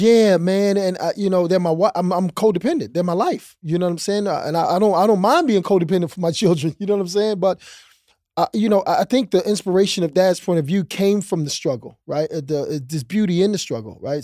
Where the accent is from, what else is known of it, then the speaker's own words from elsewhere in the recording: East Coast, United States; moved away as an adult; also born or lived in Houston; I'm a East Coast kid.